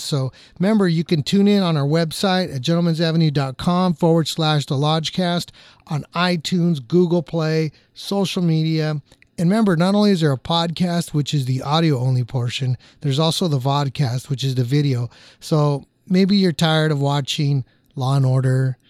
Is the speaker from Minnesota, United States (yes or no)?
no; Orange County, California, United States; I grew up in Orange County, born and raised